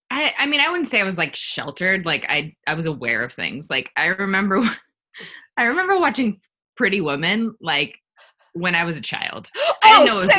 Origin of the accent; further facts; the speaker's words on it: Los Angeles, California, United States; I grew up in Los Angeles